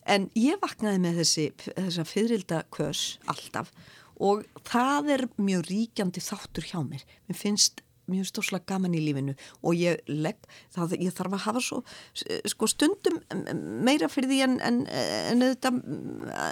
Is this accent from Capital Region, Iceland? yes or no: yes; Reykjavík, Capital Region, Iceland; ég er nú fólkdömininu úr Reykjavík